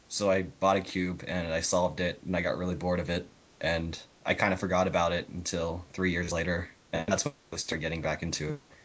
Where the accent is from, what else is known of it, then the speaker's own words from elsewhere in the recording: United States; also born or lived in Arizona; I'm the American on this podcast, I guess. I live in the western United States, which is Arizona